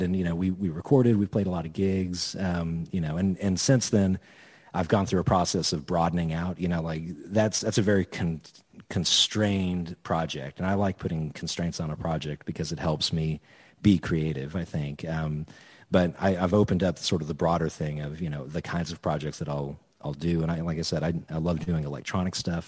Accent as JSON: {"language": "English", "town": "Edmond", "region": "Oklahoma", "country": "United States", "tie": "born or raised there", "also_born_or_lived": "Norman, Oklahoma", "said": "I went to high school in Edmond"}